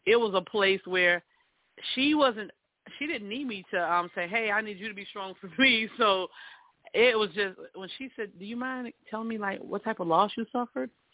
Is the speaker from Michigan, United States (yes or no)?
no; South Carolina, United States; moved away; I'm originally from South Carolina